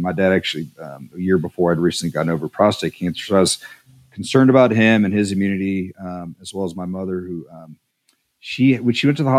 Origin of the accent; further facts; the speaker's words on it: El Paso, Texas, United States; born there; also born or lived in Woodbridge, Virginia / San Angelo / Montgomery; So essentially, I was born in El Paso, at Paso, Texas. And then after that, we moved to Northern Virginia, a place called Woodbridge, Virginia, and lived there for a couple years. And then we moved back to Texas, to San Angelo, Texas, for a couple, 2.5 years.